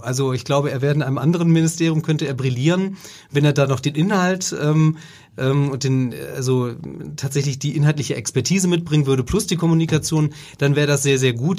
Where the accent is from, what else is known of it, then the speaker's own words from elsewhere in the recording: Germany; als Deutscher